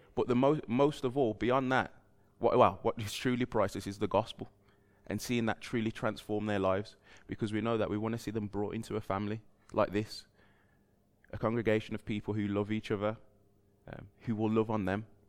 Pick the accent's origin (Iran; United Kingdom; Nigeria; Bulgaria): United Kingdom; moved away; I grew up down the road just in Albury, just past the, well, right by the M five, uh, junction where Toys R Us used to be